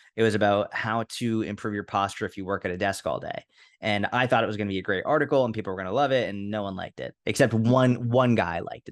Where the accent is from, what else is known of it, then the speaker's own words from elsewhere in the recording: Boston, Massachusetts, United States; I was brought up in Boston